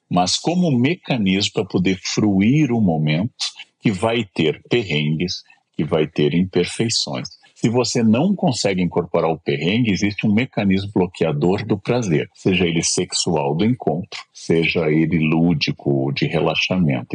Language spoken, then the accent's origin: Portuguese; Gaúcho, Rio Grande do Sul, Brazil; now in São Paulo, Brazil; eu sou gaúcho e sou completamente paulista.